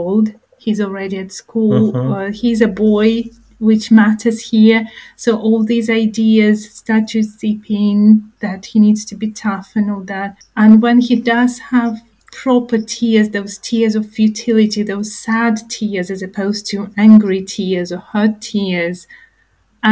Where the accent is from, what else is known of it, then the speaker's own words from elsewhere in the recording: Ukraine; moved away; I grew up in Ukraine